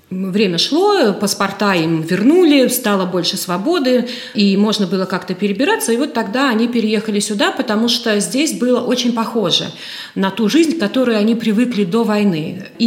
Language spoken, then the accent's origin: Russian; Indra, Krāslava Municipality, Latvia; born there; я родилась в Индорской волости. Бабушка приехала первой.